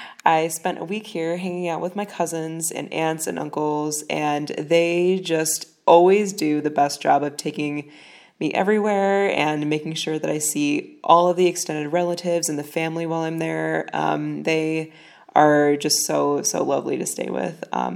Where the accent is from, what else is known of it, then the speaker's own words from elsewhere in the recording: Chicago, Illinois, United States; I'm from Chicago